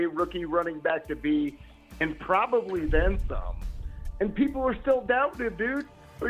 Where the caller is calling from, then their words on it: Denver, Colorado, United States; From Denver, ma'am.